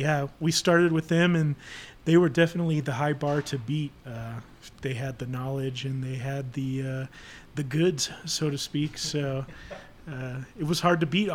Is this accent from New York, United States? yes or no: no; Kansas City, Missouri, United States; I'm from Kansas City, and huge Chiefs fan